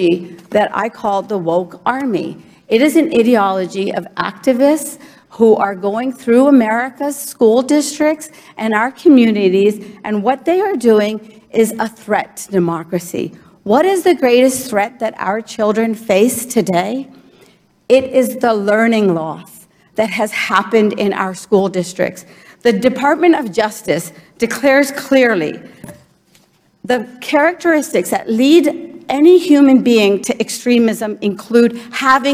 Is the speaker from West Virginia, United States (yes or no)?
yes; Morgantown, West Virginia, United States; English is a second language; also born or lived in India / New Jersey; I came to the United States at the age of 4. I was an immigrant to the great state of New Jersey, and I grew up in Morgantown